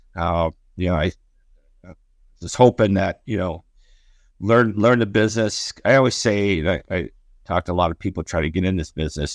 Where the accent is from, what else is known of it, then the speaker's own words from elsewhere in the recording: Detroit, Michigan, United States; moved away as an adult; also born or lived in Marquette, Michigan / Orlando / Atlanta; being a hometown Detroit kid